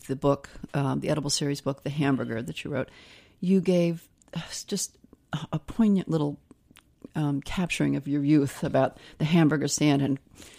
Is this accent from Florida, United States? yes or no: no; Indiana, United States; I grew up in Indiana. When it came, I mean, it was like a town celebration.